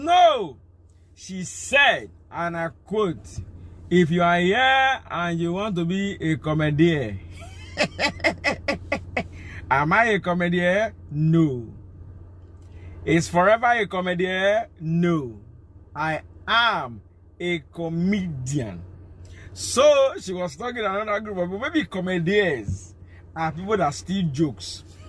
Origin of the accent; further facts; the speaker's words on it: Ughelli, Delta, Nigeria; I was born in General Hospital, Ugeli. So I was born in Ugeli Delta State.